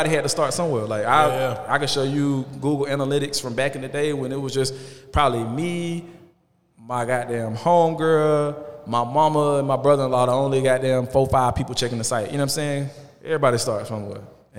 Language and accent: English; Atlanta, Georgia, United States; I'm from Atlanta, so a lot of the content and a lot of the things you see is going to shed light on Atlanta